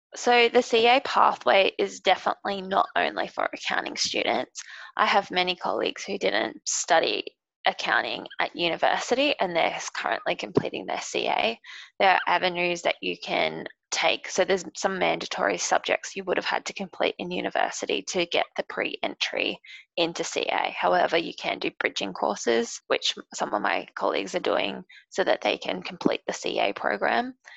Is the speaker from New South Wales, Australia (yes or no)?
no; Brisbane, Queensland, Australia; also born or lived in Sydney; I work remotely in Brisbane because I'm from Brisbane and just with the pandemic I've been back home.